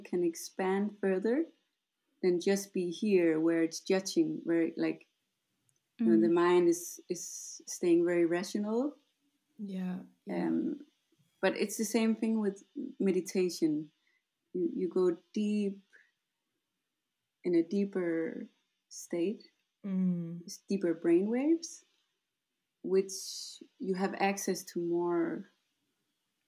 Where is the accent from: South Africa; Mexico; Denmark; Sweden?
Denmark; moved away; I'm from Denmark. And I guess I started my path in Denmark